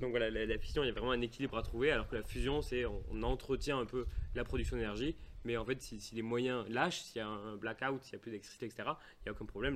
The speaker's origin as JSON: {"language": "French", "town": "Toulouse", "region": "Occitania", "country": "France", "said": "on est bien de Toulouse"}